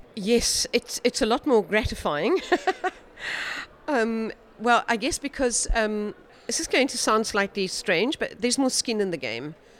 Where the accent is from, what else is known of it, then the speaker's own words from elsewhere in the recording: South Africa; I'm a South African practicing futurist